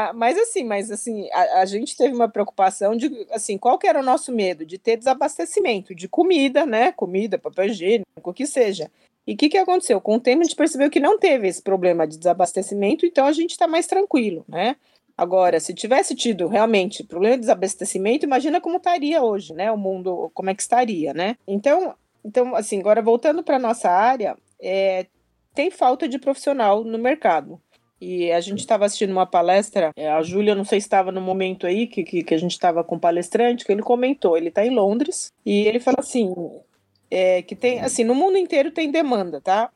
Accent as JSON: {"language": "Portuguese", "country": "Brazil", "also_born_or_lived": "Japan", "said": "Eu venho do Brasil"}